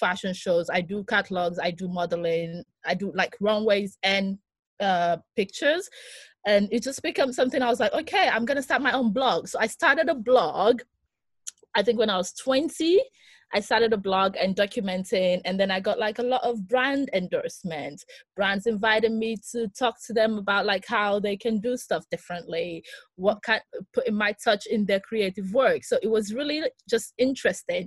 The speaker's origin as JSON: {"language": "English", "region": "northern Greece", "country": "Greece", "tie": "born or raised there", "also_born_or_lived": "London / Birmingham / Lagos", "moved": "yes", "said": "I'm Greek Nigerian, so I grew up in Greece"}